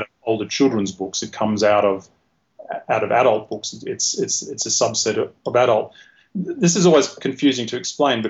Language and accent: English; Australia; being Australian